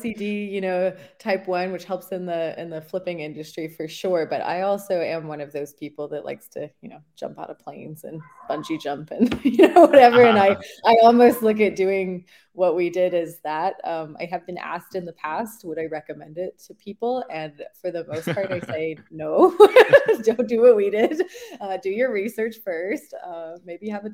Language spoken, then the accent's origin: English; New Zealand; moved away as an adult; also born or lived in Florida; now in San Antonio, United States; I live in San Antonio now, and I am originally from New Zealand, though.